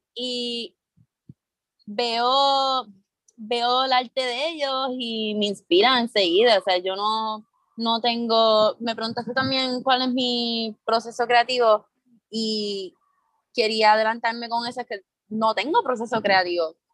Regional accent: San Juan, Puerto Rico; soy de Río Piedra, eh, padre cubano, madre dominicana

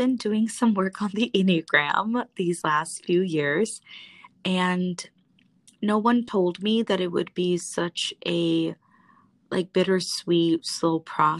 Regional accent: United States; I identify as Hmong American, and I am a proud daughter

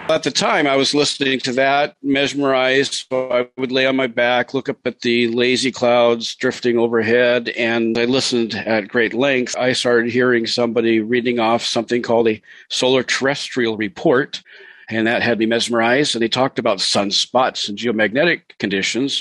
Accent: Montana, United States; moved away as an adult; also born or lived in Seattle area, Washington; I was living in the Seattle area and I grew up in Montana

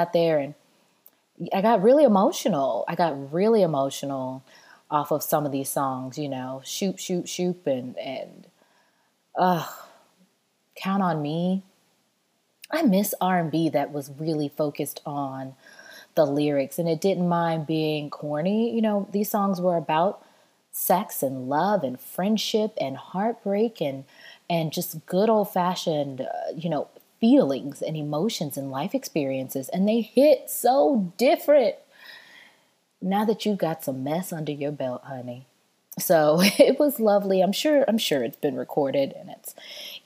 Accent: the South, United States; I'm really Southern

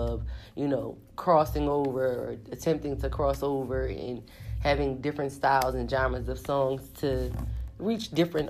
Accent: Philadelphia, Pennsylvania, United States; 215. Remember, I'm from Philly.

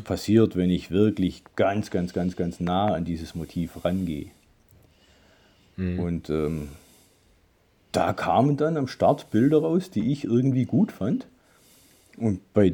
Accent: Swabian Jura, Baden-Württemberg, Germany; Ich komme von der Schwäbischen Alb

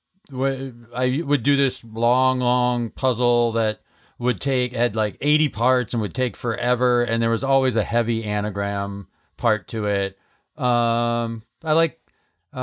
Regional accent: Holyoke, Massachusetts, United States; Holyoke, my hometown.

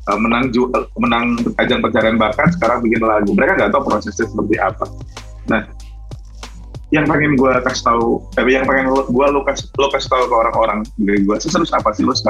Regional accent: Lampung, Indonesia; Gue juga orang Sumatera. {S0} Tapi kita di {S1} ujung-ujung gue di Lampung, lo di Medan.

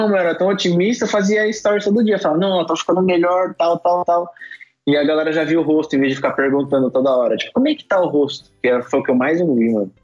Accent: São Paulo, Brazil; Eu nasci em São Paulo

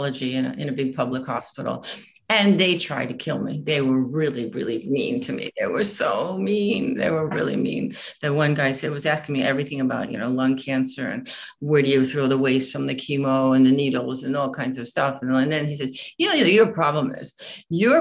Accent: United States; moved away; also born or lived in Italy; being an American woman

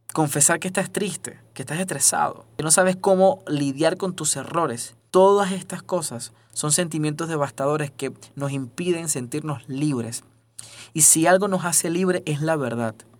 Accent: Venezuela; moved away; soy venezolano

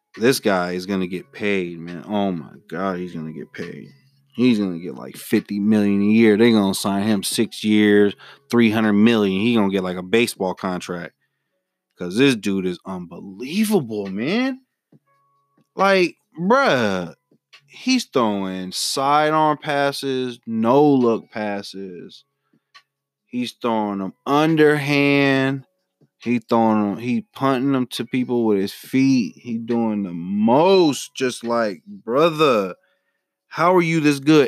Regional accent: Memphis, Tennessee, United States; moved away; I'm originally from Memphis, Tennessee

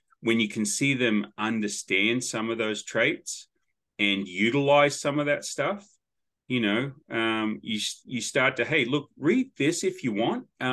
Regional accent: Sydney, New South Wales, Australia; moved away as an adult; now in Tennessee, United States; I grew up in Sydney

